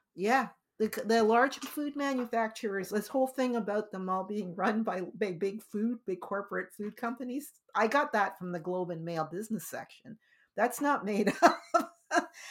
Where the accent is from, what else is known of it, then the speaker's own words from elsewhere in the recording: Canada; we ended up being Canadians